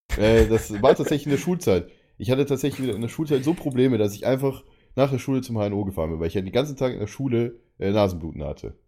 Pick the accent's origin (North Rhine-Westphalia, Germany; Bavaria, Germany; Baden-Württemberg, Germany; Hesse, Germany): Bavaria, Germany; outside Munich; now in Berlin, Germany; meine Heimat zeigen würde, so mit See oder sowas